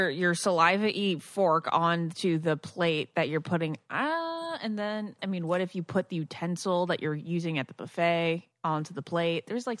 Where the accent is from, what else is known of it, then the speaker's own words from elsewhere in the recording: East Greenwich, Rhode Island, United States; It reminds me of my hometown. Love it very much. East Greenwich.